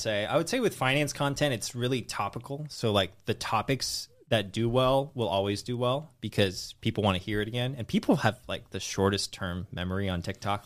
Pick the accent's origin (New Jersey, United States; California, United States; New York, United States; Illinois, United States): California, United States; Redwood City; also born or lived in San Francisco / Los Angeles; I was born in the Bay Area, Redwood City